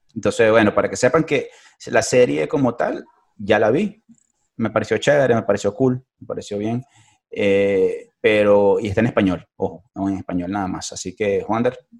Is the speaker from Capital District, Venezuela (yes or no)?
yes; Caracas, Capital District, Venezuela; moved away; como buen caraqueño